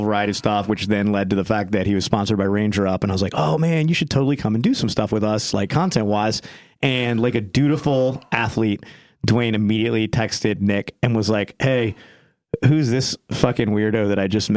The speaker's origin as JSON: {"language": "English", "region": "England", "country": "United Kingdom", "said": "as someone from England"}